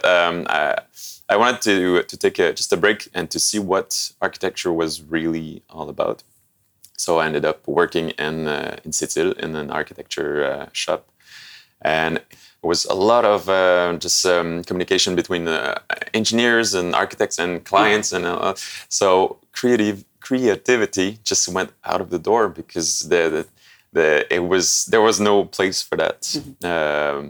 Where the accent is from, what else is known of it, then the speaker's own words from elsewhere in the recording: Sept-Îles, Quebec, Canada; now in Montreal, Canada; I come from the North Shore of Quebec